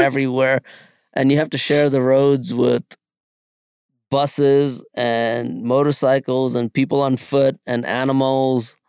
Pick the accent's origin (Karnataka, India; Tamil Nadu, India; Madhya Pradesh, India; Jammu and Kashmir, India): Karnataka, India; Bangalore; also born or lived in Kerala; now in United States; growing up in Bangalore, I learned to speak four different languages